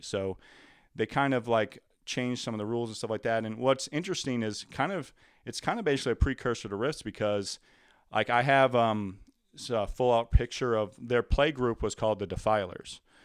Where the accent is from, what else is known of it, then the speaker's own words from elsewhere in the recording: Louisiana, United States; moved away as an adult; I grew up in Louisiana where everything is a lot more moist